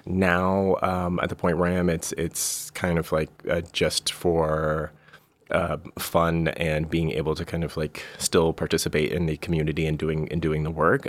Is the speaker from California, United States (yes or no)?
yes; Bay Area, California, United States; I'm, I'm from the Bay Area originally